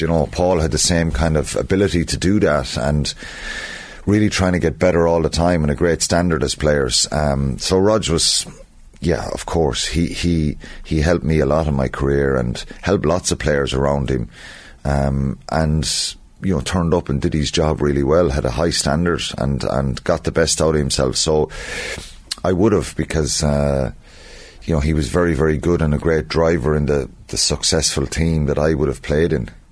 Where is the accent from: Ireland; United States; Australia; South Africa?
Ireland; as Irish people